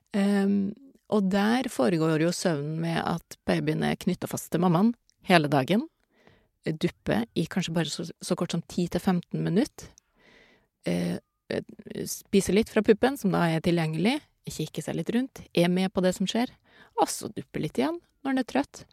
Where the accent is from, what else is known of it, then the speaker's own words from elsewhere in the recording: Norway; jeg er jo norsk